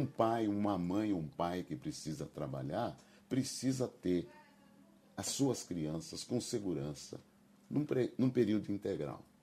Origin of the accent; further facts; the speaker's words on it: Campinas, São Paulo, Brazil; also born or lived in Rio de Janeiro; nasci em Campinas e até aos 18, 20 anos eu morei em Campinas